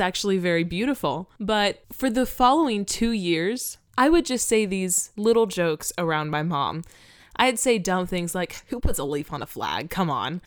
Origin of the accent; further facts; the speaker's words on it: Florida, United States; I grew up in Florida